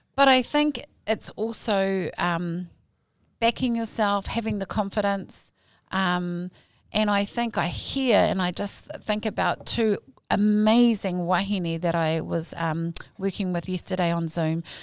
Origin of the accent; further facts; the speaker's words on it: Hamilton, Waikato, New Zealand; also born or lived in Ponsonby, Auckland; my papa Kainga has been Kirikiri kiriroa since the age of four